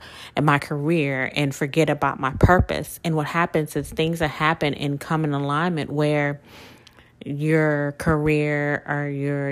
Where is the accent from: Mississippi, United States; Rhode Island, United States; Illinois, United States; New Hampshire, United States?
Mississippi, United States; now in Louisiana, United States; I'm originally from Mississippi, but Louisiana is where my work history, my adult life has been